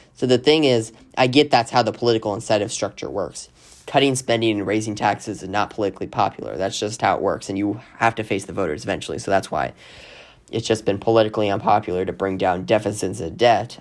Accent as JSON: {"language": "English", "region": "Arizona", "country": "United States", "said": "my home state of Arizona"}